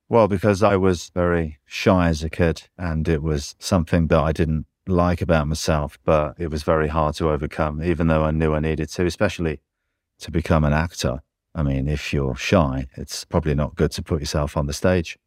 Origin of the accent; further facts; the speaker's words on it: England, United Kingdom; I'm English